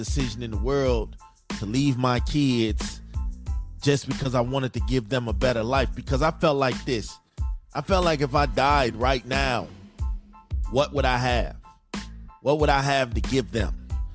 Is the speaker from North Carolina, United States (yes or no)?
no; Chicago, Illinois, United States; moved away as an adult; I'm from Chicago